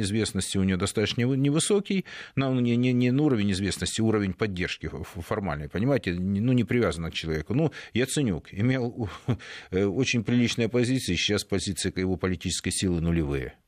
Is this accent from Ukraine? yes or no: yes; Donetsk, Donetsk Oblast, Ukraine; moved away; моему родному городу